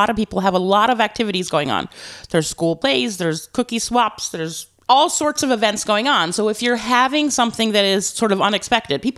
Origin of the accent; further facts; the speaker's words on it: New England, United States; we're from New England